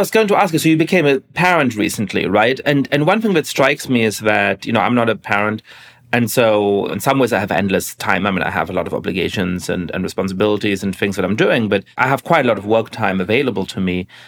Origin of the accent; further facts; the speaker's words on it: Germany; moved away; growing up in Germany